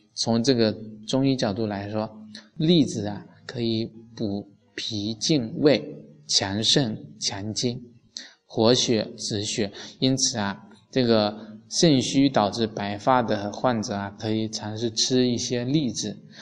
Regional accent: China; 我们中国人

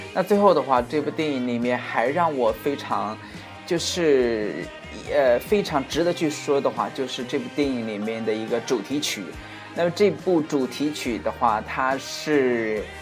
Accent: China; 我们中国人

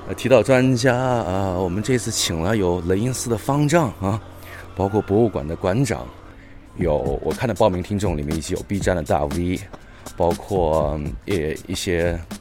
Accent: Wuhan, Hubei, China; moved away; also born or lived in Beijing; 因为本身我是武汉人啊，所以大家可想而知那个时候的感觉，而我呢又不在武汉那个生活，所以当时很担心家乡的情况

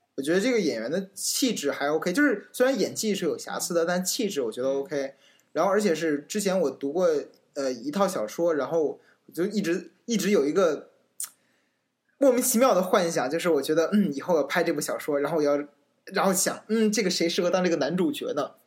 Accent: China; 我身为一个中国人

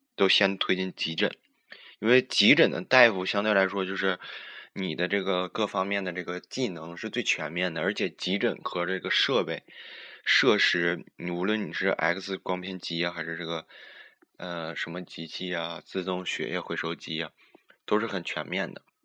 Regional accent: Northeast China, China; 我们东北

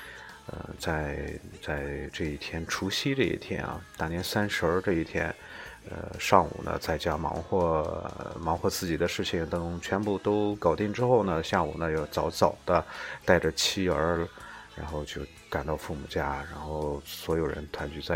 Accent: China; 明天呢就是就是这个我们中国人最重要的一个节日，在一年当中最重要的一个节日就是春节啊。

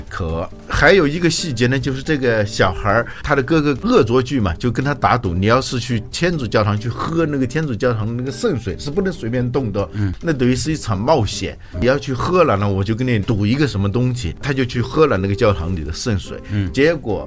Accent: China; 我们中国人

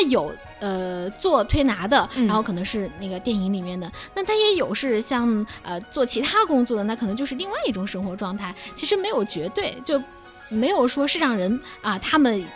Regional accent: Zibo, Shandong, China; 我是山东淄博人

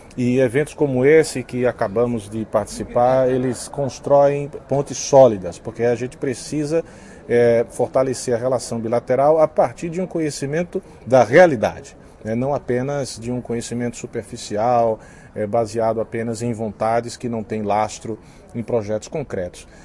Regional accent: Brazil; now in China

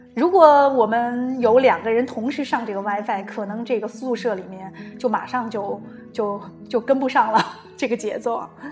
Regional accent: China; moved away; also born or lived in Milan, Italy; 我们中国人

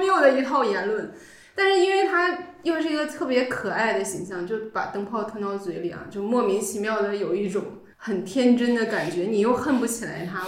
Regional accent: Northeast China, China; 作为一个东北人

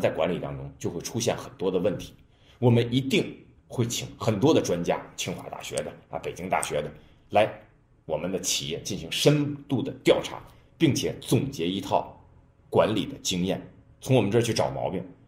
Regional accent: China; 我们中国人

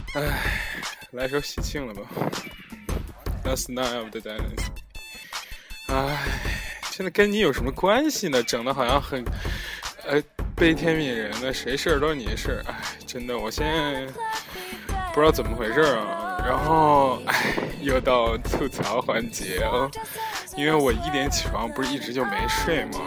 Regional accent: Henan, China; moved away as an adult; 全国人民都黑我们河南人了

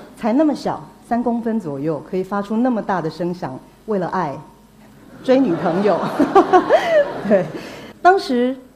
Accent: Taiwan; 我是台湾来的

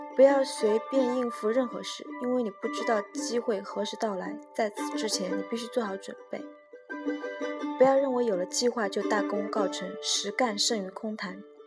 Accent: China; 我们中国人

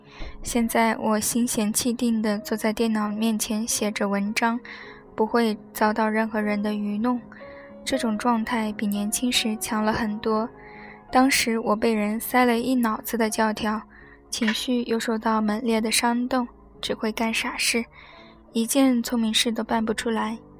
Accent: China; 这件事让中国人一说，太过复杂。我就是中国人，所以讲的这样复杂。

